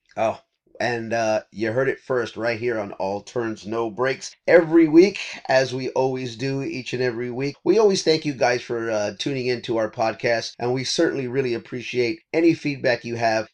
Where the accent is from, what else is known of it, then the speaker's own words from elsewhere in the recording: Texas, United States; We are in my home state of Texas.